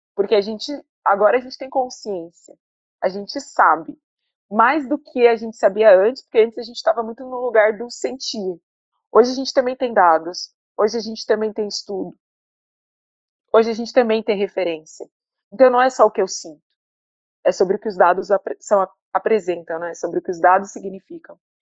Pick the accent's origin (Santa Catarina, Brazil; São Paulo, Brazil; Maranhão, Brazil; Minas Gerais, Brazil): Santa Catarina, Brazil; Criciúma; moved away as an adult; now in Salvador, Brazil; eu sou do Sul, de Criciúma, uma cidade que eu tive uma escola, é, uma escola fundamental boa